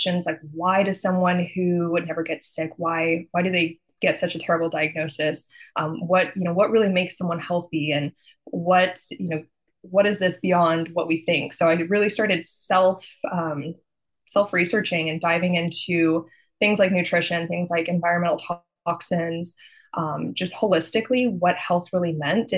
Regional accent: Texas, United States; I'm from Texas and that's what we do.

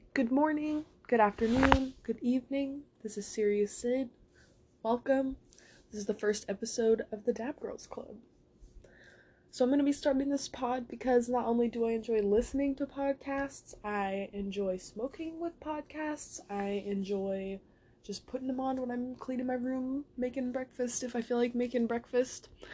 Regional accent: San Jose, California, United States; my hometown in San Jose

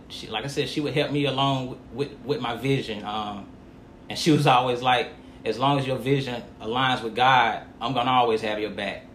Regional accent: United States; I'm from Montgomery County, a proud native of Montgomery County

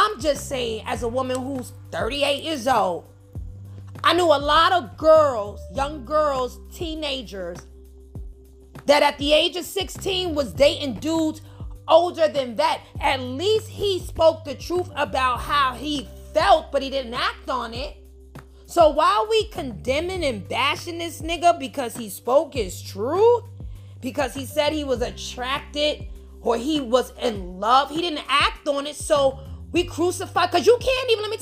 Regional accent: New York, United States; I'm from New York

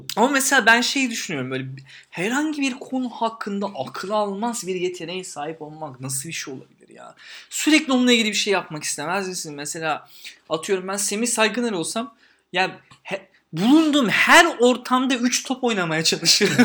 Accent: Istanbul, Turkey; Ben Eyüp'te büyüdüm. Gazi Osman Paşa'da büyüdüm.

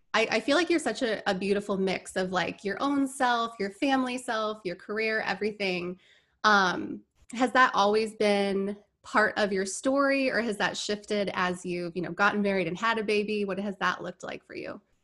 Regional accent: Indiana, United States; moved away as an adult; also born or lived in Orlando, Florida; now in Tampa, United States; I grew up in Indiana

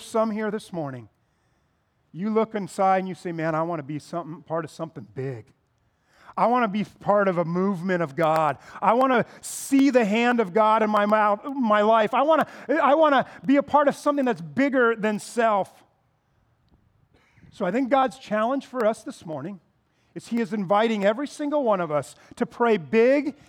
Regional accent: United States; American Christians

